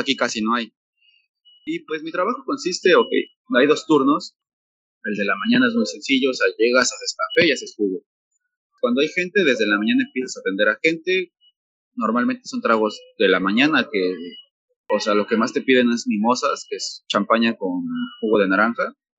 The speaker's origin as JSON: {"language": "Spanish", "region": "Mexico City", "country": "Mexico", "moved": "as an adult", "lives_now": "Tulum, Mexico", "said": "aquí no nos quieren a los chilangos"}